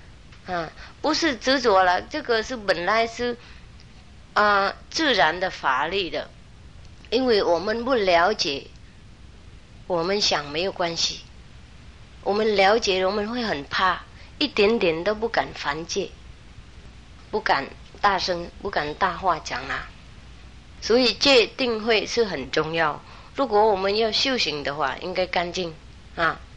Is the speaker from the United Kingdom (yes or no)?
yes; United Kingdom; Chinese is a second language; now in Taiwan; 当然我是英国的国籍，但是如果台湾的警察抓我在这里，我也没办法走了